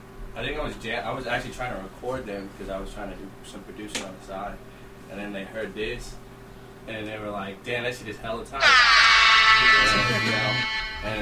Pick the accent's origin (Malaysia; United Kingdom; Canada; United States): United States; Hayward, California; growing up in Hayward.